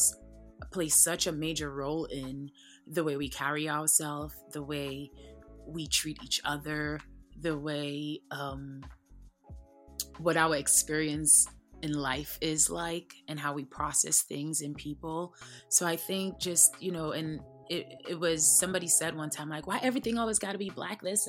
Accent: St. Lucia; moved away as an adult; also born or lived in New York, United States; now in Atlanta, United States; I was born and raised in St. Lucia, and I moved to New York when I was 19, 16 years ago.

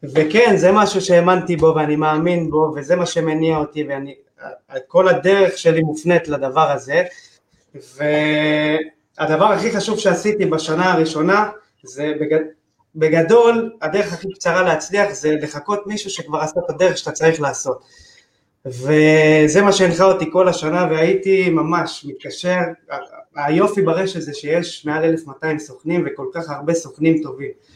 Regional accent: Tel Aviv, Tel Aviv District, Israel; זה האזור שלי, גדלתי פה, אני חי פה

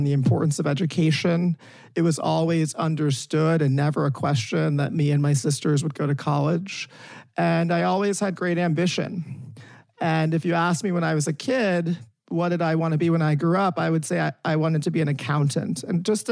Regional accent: South Orange, New Jersey, United States; I'm from South Orange, New Jersey

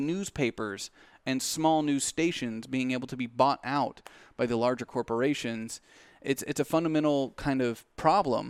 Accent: United States; as American people

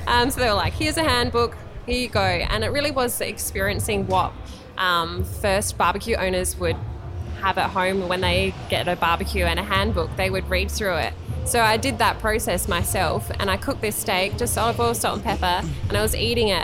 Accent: Tanunda, South Australia, Australia; also born or lived in Angaston / Nuriootpa / Marananga; I'm from the Barossa Valley originally

